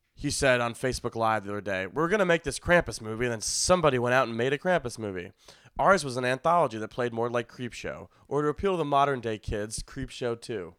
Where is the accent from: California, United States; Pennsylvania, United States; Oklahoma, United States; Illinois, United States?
Illinois, United States; Skokie; moved away; in my hometown, in Skokie